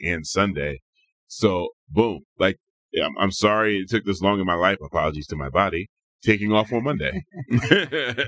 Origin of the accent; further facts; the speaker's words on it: Chester, Pennsylvania, United States; now in Portland, United States; I'm from Chester, Pennsylvania. This is a suburb of Philadelphia